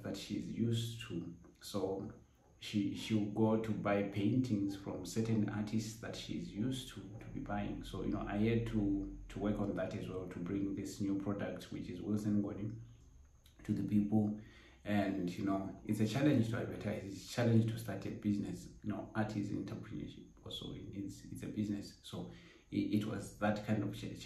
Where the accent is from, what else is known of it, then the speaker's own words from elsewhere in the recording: Botswana; I am a Botswana painter, born and bred in Botswana